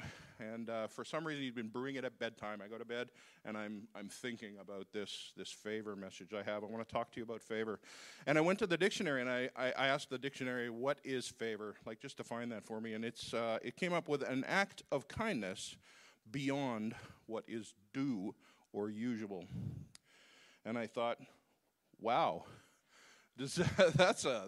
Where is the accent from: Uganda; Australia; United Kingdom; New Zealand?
Uganda; I'm from Uganda.